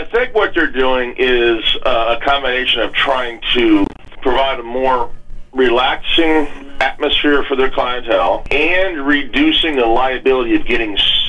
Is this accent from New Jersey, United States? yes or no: yes; New Jersey, United States; moved away; I grew up in Jersey